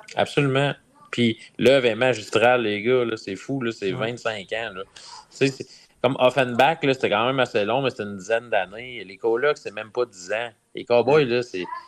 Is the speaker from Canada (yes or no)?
yes; Ville-Marie, Quebec, Canada; je viens de Ville-Marie